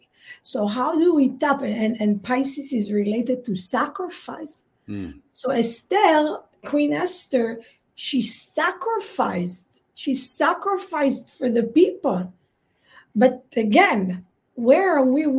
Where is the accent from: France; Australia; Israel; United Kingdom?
Israel; you and I grew up in Israel.